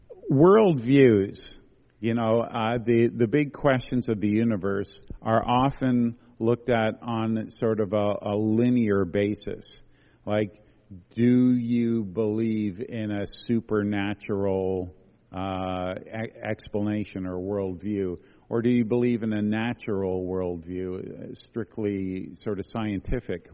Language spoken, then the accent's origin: English; Quebec, Canada; I come from Quebec